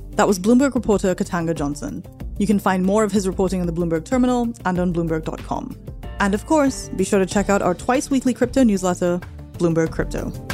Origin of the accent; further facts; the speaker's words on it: Trinidad & Tobago; I am from an island in the Caribbean, Trinidad